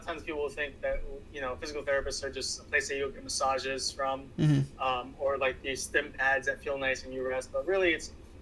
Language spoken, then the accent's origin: English; New York City, New York, United States; I grew up in Washington Heights back in the 90s, very poor, underserved community, mainly Hispanics